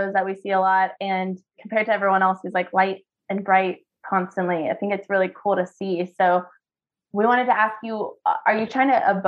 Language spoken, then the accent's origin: English; Waco, Texas, United States; moved away; I'm from Waco